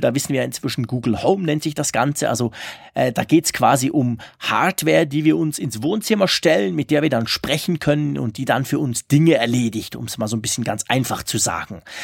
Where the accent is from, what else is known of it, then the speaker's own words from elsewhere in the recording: Switzerland; bei uns in der Schweiz